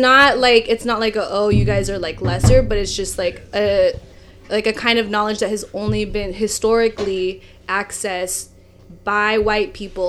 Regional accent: Philippines; like for me when I'm Filipino, so when I, the Tagalog word for Filipino and self-identifying as Filipino is Pinoy or Pinay.

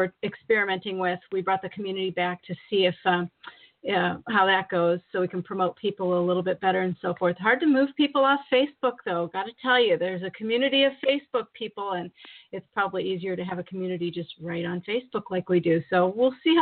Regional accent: Minnesota, United States; now in Maine, United States; I was born in Minnesota

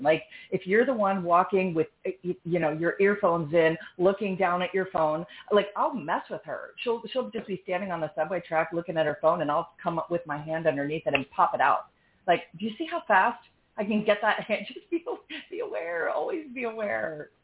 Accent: New York City, New York, United States; now in Austin, United States; I'm from New York uh, born, you know, in the city. I lived there again in my 20s. Now I live in Austin

